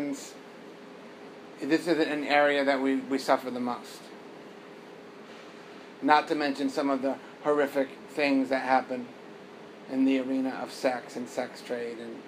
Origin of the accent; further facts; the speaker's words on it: United States; growing up in America